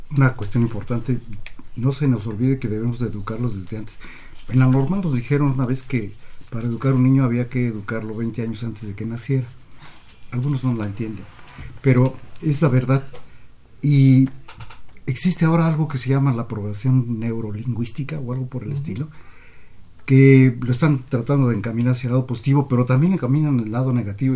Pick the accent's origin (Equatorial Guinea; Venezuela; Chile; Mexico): Mexico